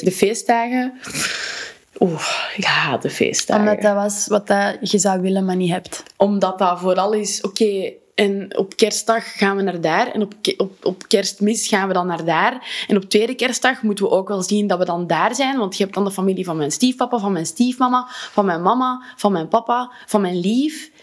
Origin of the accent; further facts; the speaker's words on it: Wijgmaal, Flanders, Belgium; mijn geboortedorp, Wijgmaal